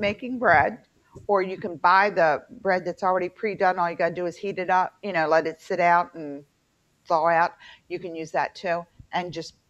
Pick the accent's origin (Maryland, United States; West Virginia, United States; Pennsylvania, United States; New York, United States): West Virginia, United States; Fairmont; accent: twang; moved away; also born or lived in Baltimore; I'm from Fairmont